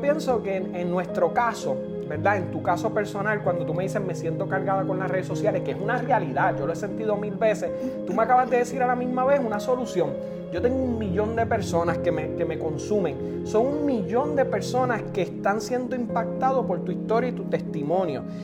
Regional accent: Puerto Rico; Yo soy puertorriqueño

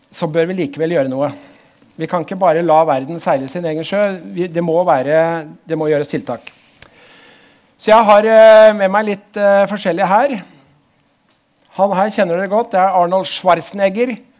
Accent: Drammen, Buskerud, Norway; also born or lived in Oslo; Jeg er vokst opp eh, på andre sida der borte, Hauges gate

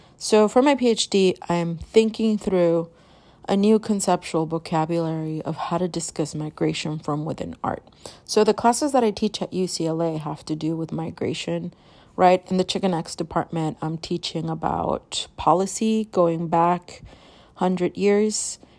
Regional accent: Guadalajara, Jalisco, Mexico; moved away; I was born in Guadalajara, and I grew up in Guadalajara. Like, I bounced back and forth on what's called a transnational child.

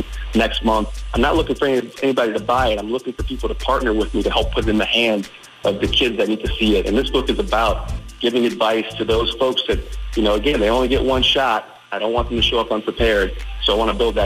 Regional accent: Detroit, Michigan, United States; also born or lived in Chicago / Boston / Atlanta; now in Richmond, United States; I grew up in Detroit. I moved here from Chicago. I lived in Boston. I've lived in Atlanta

